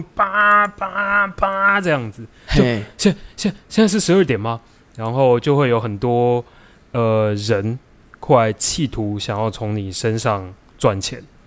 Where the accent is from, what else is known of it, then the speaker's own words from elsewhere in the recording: Taiwan; also born or lived in United States; 我们台湾人